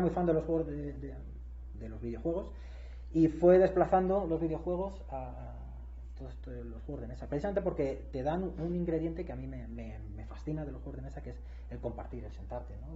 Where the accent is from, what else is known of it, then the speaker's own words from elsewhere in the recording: Madrid, Community of Madrid, Spain; moved away as an adult; now in Querétaro, Mexico; Yo el resto de mi vida he vivido en España, yo soy de Madrid